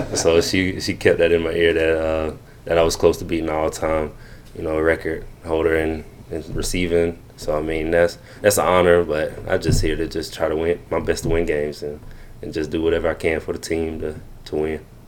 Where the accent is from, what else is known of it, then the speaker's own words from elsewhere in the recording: Greenwood, South Carolina, United States; growing up in Greenwood